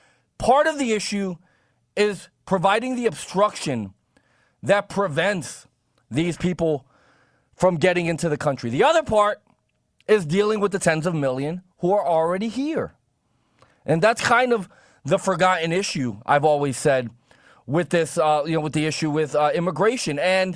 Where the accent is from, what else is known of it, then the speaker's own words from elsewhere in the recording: East Coast, United States; I'm a conservative from the East Coast